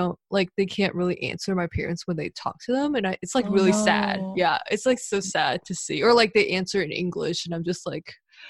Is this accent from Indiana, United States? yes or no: no; Duluth, Georgia, United States; I grew up in Duluth, Georgia, which is like called Little Korea also. It has a huge population of Korean people and like Asians. So I grew up with a lot of Asian friends and mostly Korean friends.